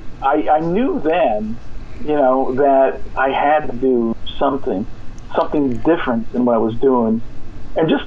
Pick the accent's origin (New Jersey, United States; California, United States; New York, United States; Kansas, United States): California, United States; moved away as an adult; I'm from California. I don't live there now